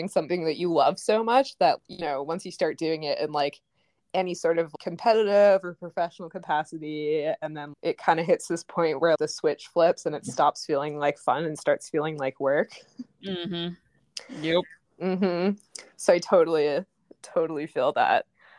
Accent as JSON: {"language": "English", "town": "Smithers", "region": "British Columbia", "country": "Canada", "tie": "born or raised there", "said": "moved back to my hometown of Smithers, BC on Wet'suwet'en territory during the pandemic."}